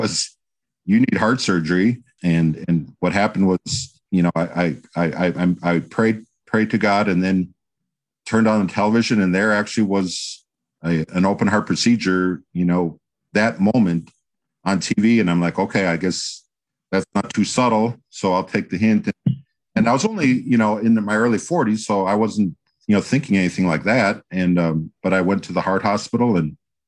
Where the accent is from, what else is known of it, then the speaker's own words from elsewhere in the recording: Green Bay, Wisconsin, United States; moved away as an adult; also born or lived in Atlanta, Georgia; now in Carmel, United States; I was born and raised in Wisconsin. Actually, I was born in Green Bay and I grew up in Wisconsin.